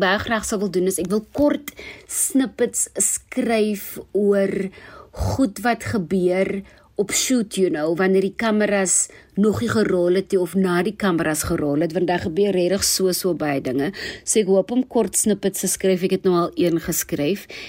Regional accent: Worcester, Western Cape, South Africa; now in Johannesburg, South Africa; Ek is oorspronklik van Woester waar ek seker is dit vanaand baie baie warm is. Ek het my laerskoolloopbaan begin by Essen Park Primêre Skool

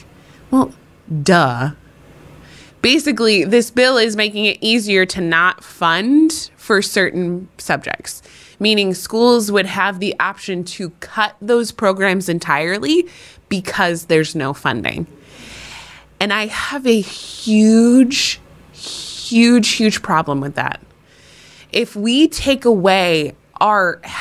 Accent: New Hampshire, United States; my home state of New Hampshire

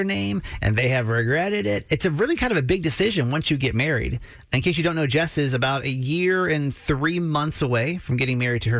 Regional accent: the South, United States; moved away; I grew up in the South, really super, super traditional ways of doing things.

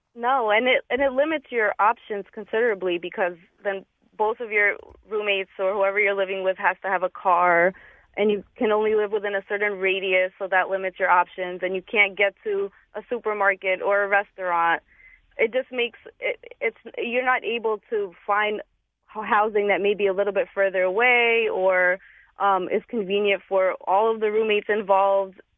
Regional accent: Stamford, Connecticut, United States; moved away as an adult; also born or lived in Bridgeport, Connecticut; now in Hartford, United States; wanted to live in my hometown of Stanford.

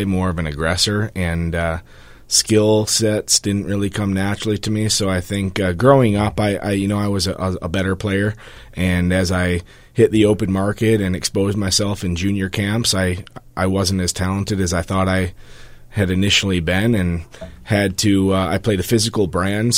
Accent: Muskegon, Michigan, United States; moved away; I'm from grew up, born and raised in Muskegon, Michigan

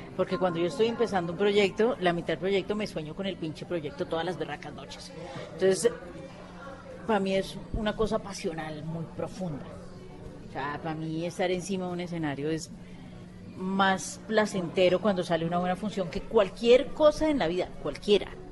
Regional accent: Colombia; nosotros como colombianos

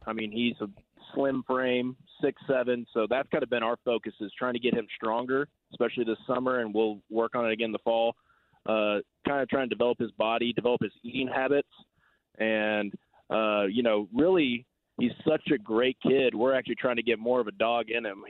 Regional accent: Southwest Kansas, United States; I was from Southwest Kansas 3A school

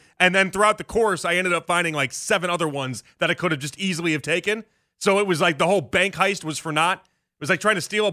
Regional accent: Chicago, Illinois, United States; moved away as an adult; now in Cleveland, United States; I'm from Chicago

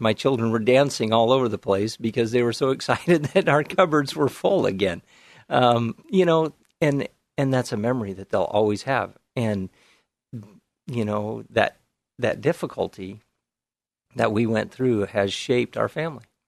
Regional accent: Whiskey Hill, Oregon, United States; I grew up in the Canby area, out in the farm country in the big town of Whiskey Hill

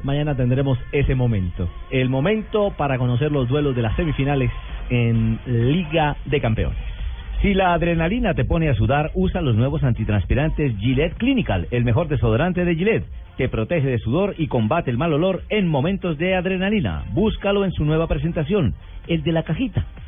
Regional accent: Colombia; uno como colombiano

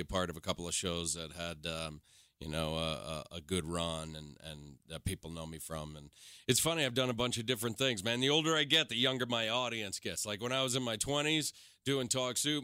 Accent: New York, United States; moved away as an adult; now in Los Angeles, United States; I moved from New York, man, and I, and when I got to L A, I was one of those guys that was like, uh, "Oh, no, you know, I'm a New Yorker

